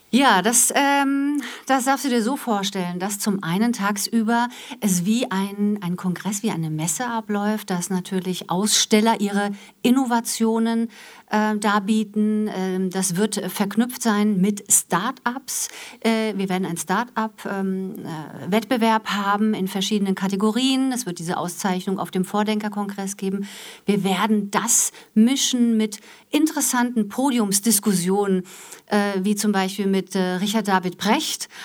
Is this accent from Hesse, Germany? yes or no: yes; Wiesbaden, Hesse, Germany; moved away as an adult; also born or lived in Frankfurt; now in Essen, Germany; Ich komme aus Wiesbaden, bin Wiesbadenerin, gebürtig äh, in, in, Frankfurt geboren